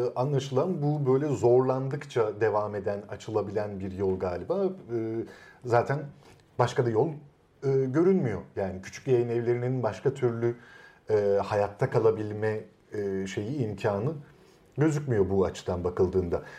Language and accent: Turkish; Istanbul, Turkey; İstanbul'un kitaba erişimi olmayan bir Taşra mahallesinde büyüdüm ben